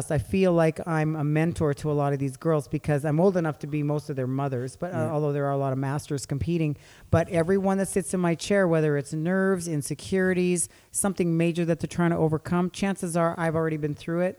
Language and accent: English; Saskatchewan, Canada; I drove a big rig down to Kansas City when I was a teenager from Saskatchewan.